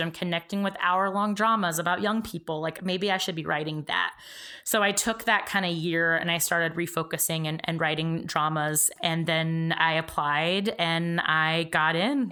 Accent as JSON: {"language": "English", "region": "Georgia", "country": "United States", "tie": "born or raised there", "moved": "as an adult", "said": "I grew up in Georgia."}